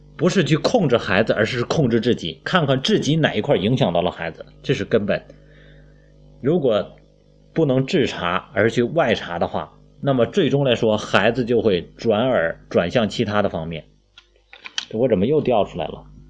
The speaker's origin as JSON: {"language": "Chinese", "country": "China", "said": "我们都是中国人"}